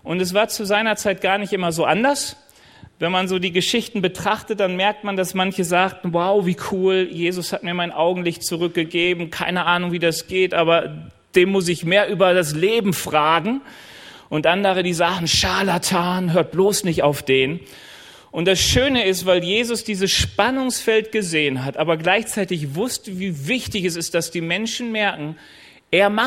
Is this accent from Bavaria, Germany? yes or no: no; North Rhine-Westphalia, Germany; Also ich komme ja eigentlich aus NRW und an den Rheinwiesen waren immer Schafherden.